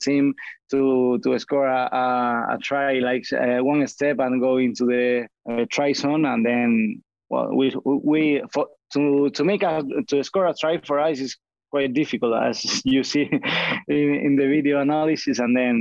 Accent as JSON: {"language": "English", "town": "Granada", "region": "Andalusia", "country": "Spain", "second_language": "English", "said": "I'm from Granada in the south of Spain"}